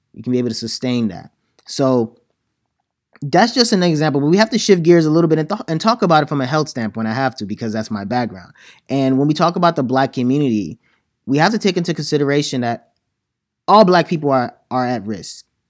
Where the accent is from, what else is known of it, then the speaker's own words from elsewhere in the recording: Nigeria; as a Nigerian